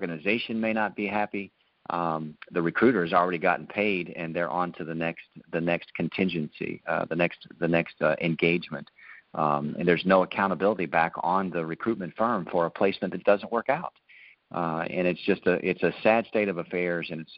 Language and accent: English; Ohio, United States; moved away; we're originally from Ohio